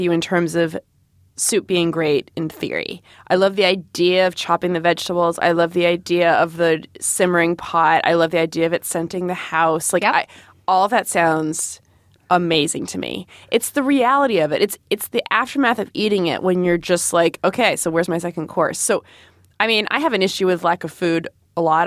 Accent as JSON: {"language": "English", "region": "Rhode Island", "country": "United States", "tie": "born or raised there", "said": "I grew up in Rhode Island"}